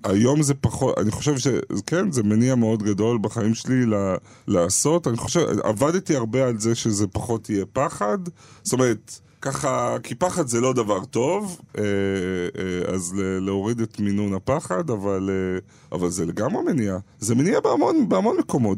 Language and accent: Hebrew; Ramat Gan, Tel Aviv District, Israel; משפחה בורגנית מינוס אה, מרמת גן.